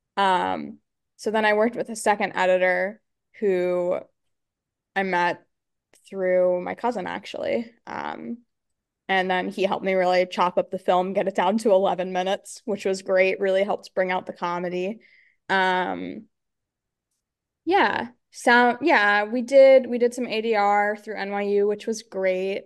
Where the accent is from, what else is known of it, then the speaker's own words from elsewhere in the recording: Pennsylvania, United States; I grew up in Pennsylvania